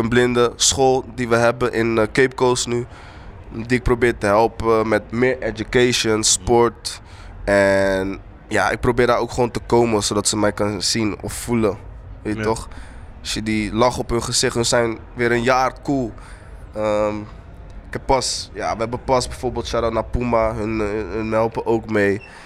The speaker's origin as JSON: {"language": "Dutch", "town": "Rotterdam", "region": "South Holland", "country": "Netherlands", "tie": "born or raised there", "also_born_or_lived": "Eindhoven / Kumasi", "said": "ik kom in de buurt van Rotterdam, maar opgroeide Rotterdam, Eindhoven"}